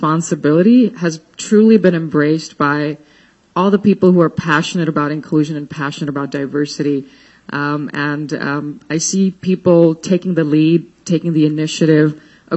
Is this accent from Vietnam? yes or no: no; New Delhi, Delhi, India; moved away; I grew up in India, in New Delhi, the norm there for women was to be homemakers